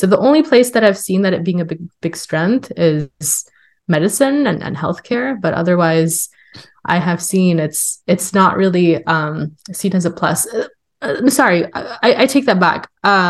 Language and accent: English; California, United States; I'm from California, and you would think, oh yeah, California is so liberal